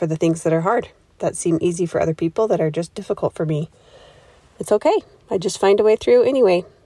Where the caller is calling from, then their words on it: Highland, Utah, United States; Hi, I'm … from Highland, Utah, and I love the tip